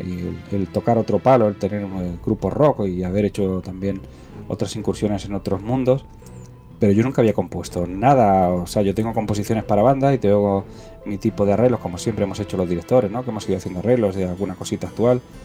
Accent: Cúllar, Andalusia, Spain; moved away; also born or lived in Talavera de la Reina, Spain; soy un andaluz también

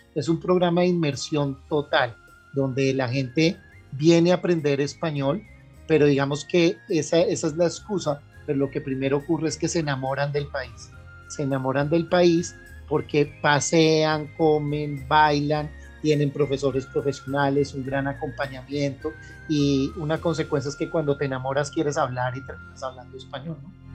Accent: Colombia; also born or lived in Germany; nosotros mismos no, no reconocemos como colombianos

